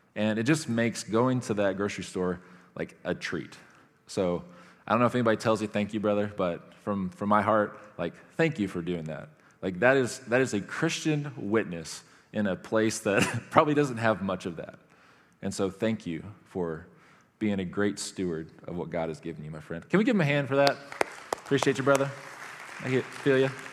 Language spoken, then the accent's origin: English; United States; I'm an American.